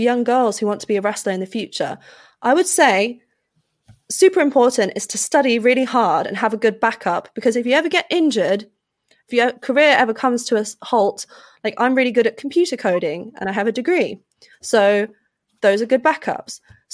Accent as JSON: {"language": "English", "country": "United Kingdom", "said": "as a British citizen"}